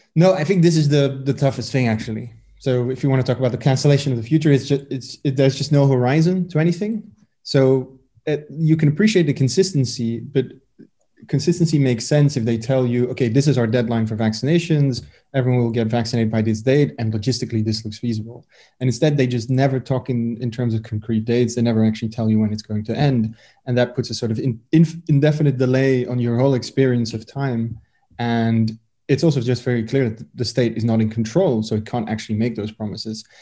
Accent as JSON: {"language": "English", "town": "Brussels", "region": "Brussels-Capital Region", "country": "Belgium", "tie": "born or raised there", "said": "I grew up in Brussels, which makes it complicated because the whole city basically speaks French. But I went to a Dutch speaking school in Brussels"}